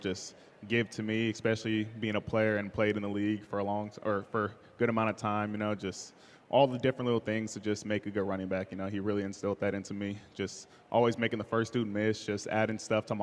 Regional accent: Southern California, United States; moved away as an adult; now in Seattle, United States; my hometown, California

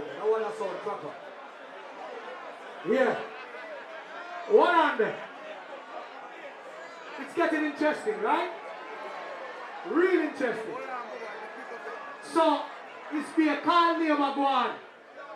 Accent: Jamaica; I am from Jamaica.

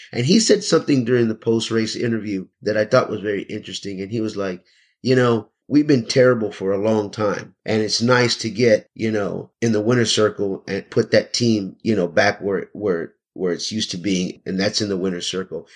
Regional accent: Houston, Texas, United States; also born or lived in San Antonio, Texas; I'm originally from San Antonio, born and raised the early part of my life there. But, you know, my mother moved us to Houston when I was still very young

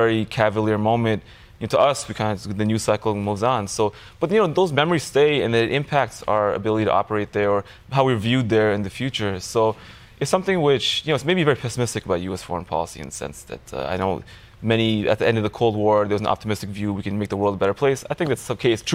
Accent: United States; we're American

